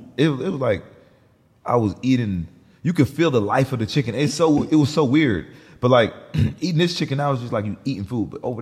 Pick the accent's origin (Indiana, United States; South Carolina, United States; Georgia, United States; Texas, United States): Georgia, United States; Atlanta; also born or lived in New Jersey; I was born in Jersey, then we moved to Atlanta when I was around like 8.